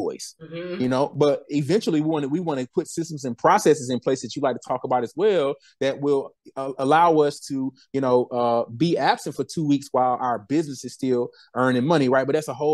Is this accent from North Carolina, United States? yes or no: yes; Winston-Salem, North Carolina, United States; my hometown, Winston-Salem.